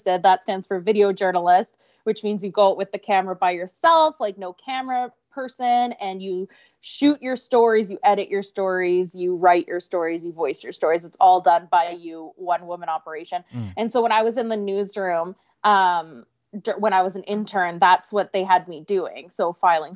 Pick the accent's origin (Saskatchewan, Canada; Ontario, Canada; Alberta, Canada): Saskatchewan, Canada; Regina; I was born in Regina, Saskatchewan